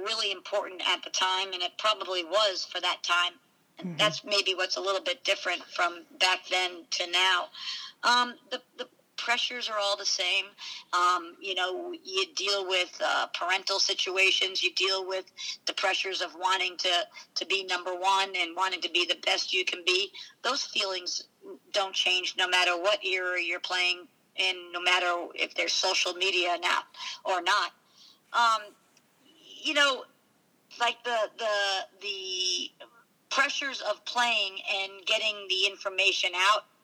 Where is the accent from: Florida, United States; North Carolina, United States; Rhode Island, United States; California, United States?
Rhode Island, United States; Providence; I'm from Providence, Rhode Island.